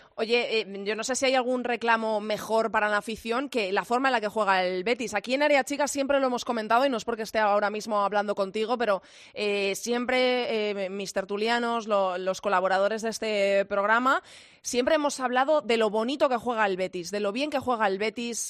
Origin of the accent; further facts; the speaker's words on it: Zamora, Castile and León, Spain; yo también soy de Zamora